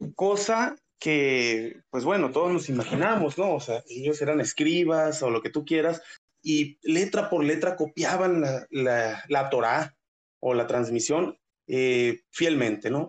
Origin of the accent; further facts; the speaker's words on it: northern Mexico, Mexico; Soy norteño, norte totalmente